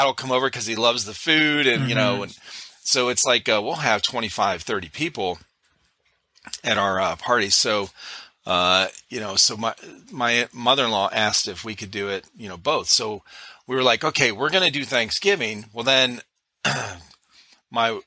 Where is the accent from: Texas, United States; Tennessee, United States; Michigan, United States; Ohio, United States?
Ohio, United States; Cleveland; moved away as an adult; now in South Carolina, United States; we're originally from Cleveland, Ohio